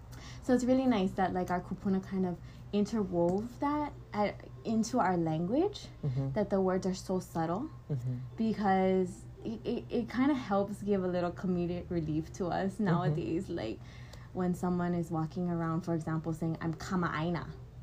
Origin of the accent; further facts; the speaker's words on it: Kailua, Hawaii, United States; I'm from Kailua on the island of Oahu.